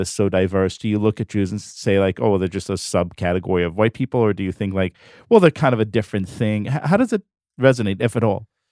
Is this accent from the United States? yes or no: no; Israel; moved away; I'm not from here. I grew up in Israel